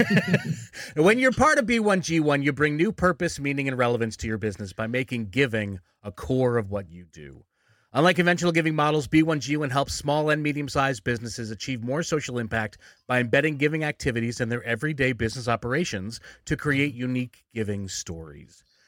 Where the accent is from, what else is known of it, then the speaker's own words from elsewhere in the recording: Philadelphia, Pennsylvania, United States; moved away; I'm originally from Philly